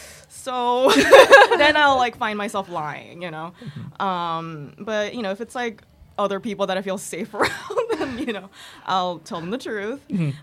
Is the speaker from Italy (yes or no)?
no; Thailand; moved away as an adult; also born or lived in Hiroshima, Japan; Japan. I was born in Hiroshima. But my family lives in Yokohama right now. But super long story. But I grew up in Thailand, essentially, and that's how I met Anne. Then moved here for art school, basically, and then just managed to stay here.